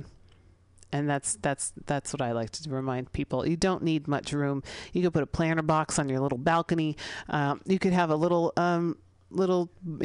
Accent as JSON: {"language": "English", "town": "San Francisco", "region": "California", "country": "United States", "tie": "born or raised there", "said": "I'm a city girl, I grew up here in San Francisco, I grew up in the Sunset"}